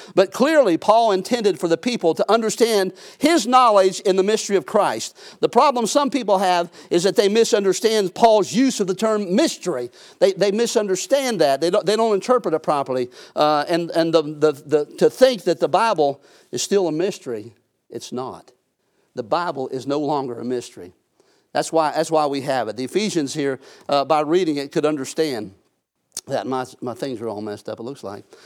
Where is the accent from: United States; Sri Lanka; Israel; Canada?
United States; I'm an American, I'm a citizen here on this earth